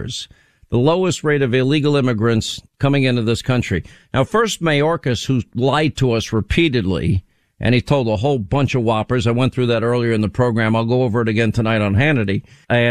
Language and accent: English; United States; I'm an American